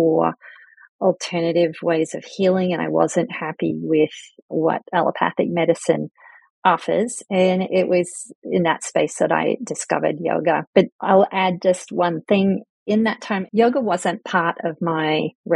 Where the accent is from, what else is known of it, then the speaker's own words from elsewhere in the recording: Australia; moved away as an adult; also born or lived in United Kingdom / southwestern Pennsylvania; now in Pennsylvania, United States; I'm British born, emigrated to Australia very young, and met my husband in Australia in the 80s